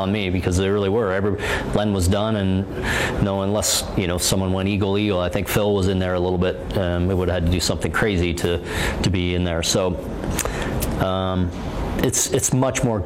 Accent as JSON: {"language": "English", "country": "Canada", "said": "back in Canada"}